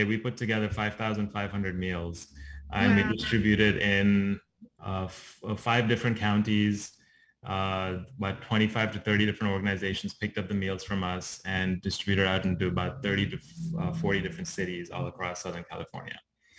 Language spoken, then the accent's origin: English; Dubai, United Arab Emirates; moved away; I was born and brought up in the Middle East in Dubai